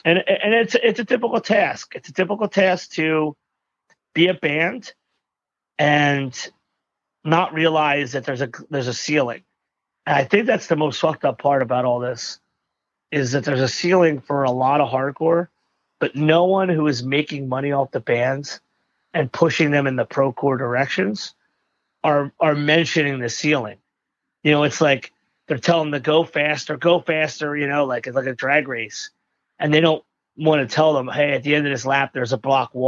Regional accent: Philadelphia, Pennsylvania, United States; No, I was born in a hospital called St. Mary's, which was in the neighborhood of Fishtown.

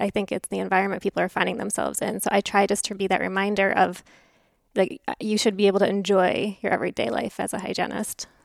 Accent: Connecticut, United States; moved away as an adult; also born or lived in California / Texas; now in Houston, United States; From New England. So, Connecticut, born and raised, went to school in California, then came back to Connecticut, then came to Texas

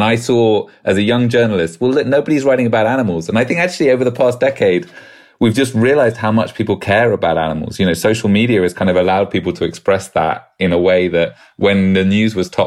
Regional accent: United Kingdom; accent: British; my British accent

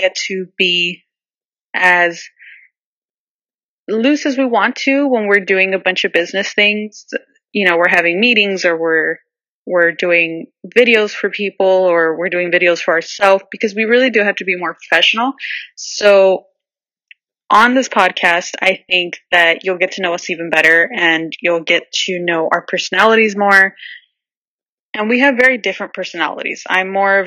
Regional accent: Southern California, United States; So I am from Southern California. I live in Orange County.

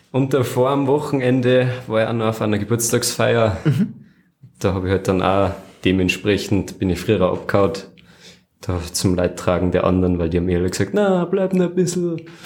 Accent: Flachgau, Salzburg, Austria; Aus einer Gegend, die nennt sich Nuster vom Hansberg mhm. und im Generellen aus dem Flachgau

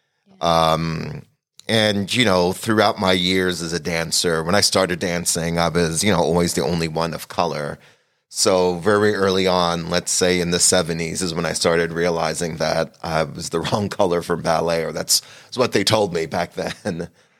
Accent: Montreal, Quebec, Canada; also born or lived in Trinidad and Tobago; Where I'm from, I was born in Trinidad, mm-hmm. Trinidad and Tobago, but I grew up in Canada, Montreal, Quebec. So that's where I actually started dancing, was in Montreal. So those are my roots.

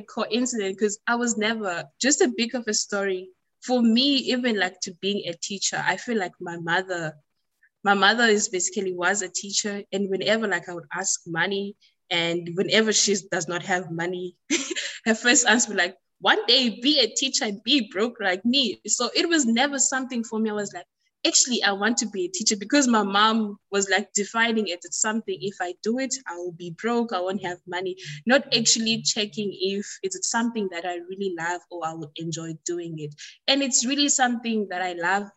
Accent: South Africa; my country

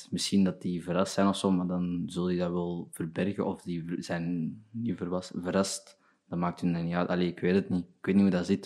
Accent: Burundi; Ja, Belg. Mijn opa was een Belg.

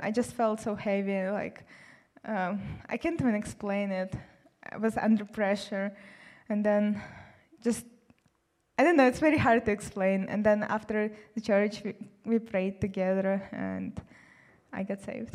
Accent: Siberia, Russia; moved away as an adult; also born or lived in South Carolina; now in United States; I'm from Siberia, and um, I came here to study economics

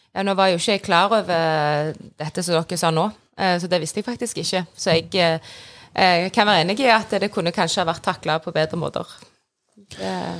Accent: Sandnes, Rogaland, Norway; er fra Sandnes

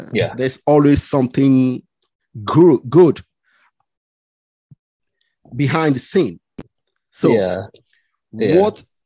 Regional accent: Lagos, Nigeria; now in England, United Kingdom; where I grew up in Lagos, Bariga

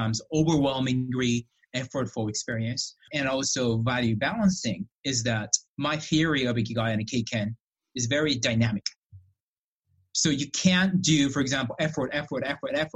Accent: Japan; moved away as an adult; also born or lived in Illinois / Alberta; now in Canada; I was born and raised in Japan for about 21 years.

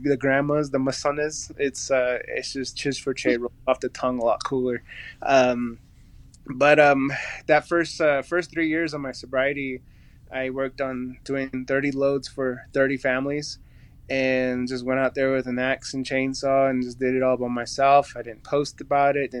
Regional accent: Chuska Mountains, north of Gallup, New Mexico, United States; coming from the Cheska Mountains, which is north of Gallup. That's where I grew up.

